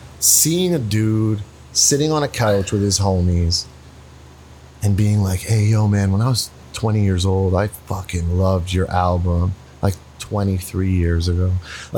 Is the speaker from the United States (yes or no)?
no; Canada; me as the Canadian guy